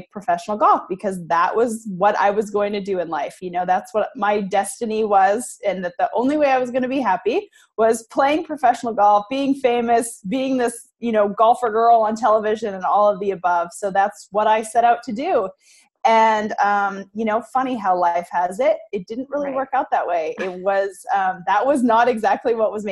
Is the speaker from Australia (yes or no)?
no; Canada; moved away as an adult; now in Arkansas, United States; But I am originally from Canada. I now live in Arkansas, actually.